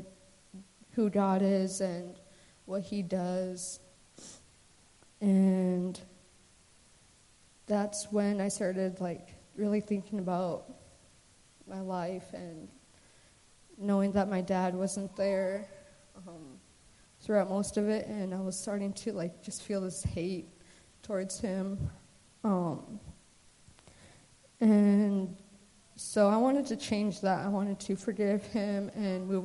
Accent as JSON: {"language": "English", "town": "Anchorage", "region": "Alaska", "country": "United States", "tie": "born or raised there", "also_born_or_lived": "Emmonak, Alaska", "said": "I grew up in Anchorage. I was born and raised there with my mom and my older brother, Justin"}